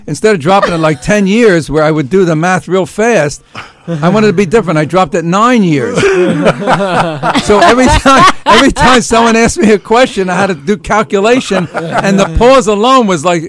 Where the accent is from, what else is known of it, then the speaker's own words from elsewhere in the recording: Philadelphia, Pennsylvania, United States; my hometown of Philly